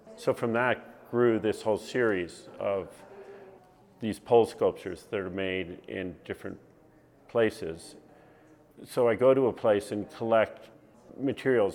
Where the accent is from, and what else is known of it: northwestern Connecticut, United States; born or raised there; also born or lived in New York City, New York